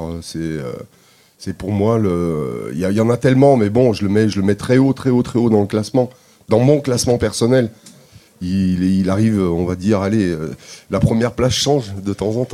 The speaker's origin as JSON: {"language": "French", "country": "Armenia", "said": "je viens vraiment je, viens d'Arménie et il y a une il y a une richesse musicale"}